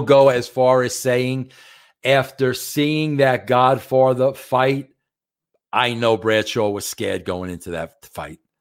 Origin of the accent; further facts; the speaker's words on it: New York, United States; I'm a New Yorker